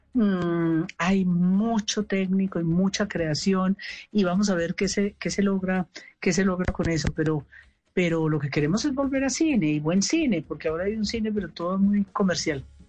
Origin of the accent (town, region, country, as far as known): Colombia